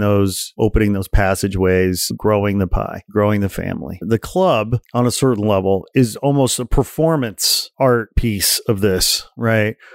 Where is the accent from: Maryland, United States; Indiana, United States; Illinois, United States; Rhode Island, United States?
Indiana, United States; Portage; also born or lived in Gary, Indiana; I was born in Gary, Indiana, grew up in Portage, Indiana, about forty miles outside Chicago